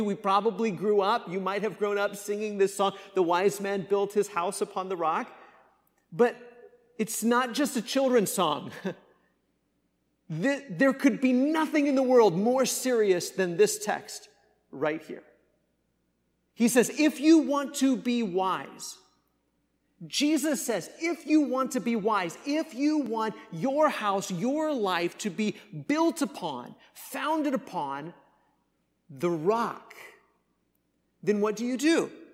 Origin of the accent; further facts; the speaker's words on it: Kansas, United States; moved away; I grew up in Kansas where we experienced a lot of those tor-, storms